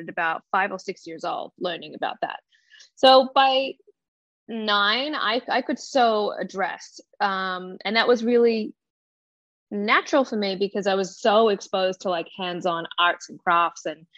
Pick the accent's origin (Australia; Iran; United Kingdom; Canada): Australia; I grew up in Australia